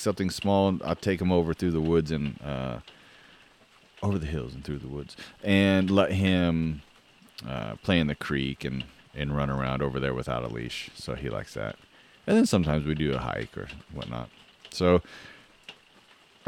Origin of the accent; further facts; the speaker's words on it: the Northwest, Pacific Northwest, United States; I'm from the Northwest